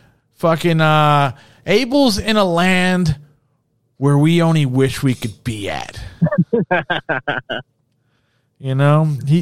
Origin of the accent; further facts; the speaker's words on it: New Jersey, United States; we're both from Jersey